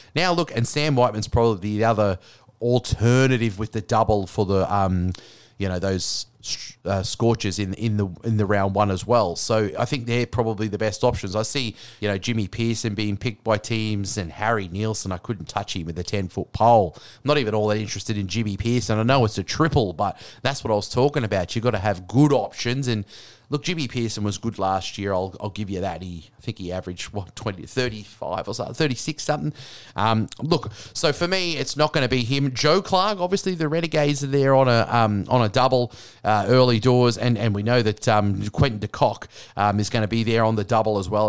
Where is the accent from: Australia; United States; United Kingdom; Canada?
Australia; as Australian